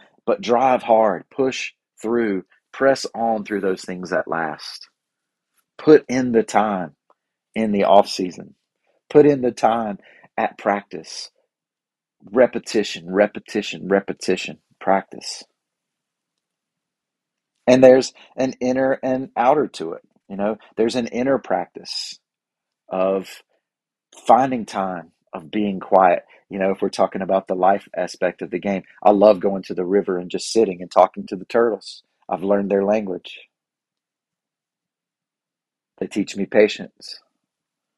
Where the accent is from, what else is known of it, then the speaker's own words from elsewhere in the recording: North Carolina, United States; I'm from North Carolina